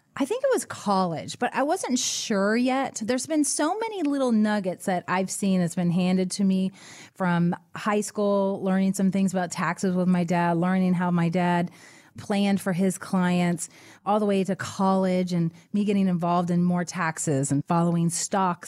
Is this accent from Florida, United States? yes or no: yes; Florida Keys, United States; I'm from the Keys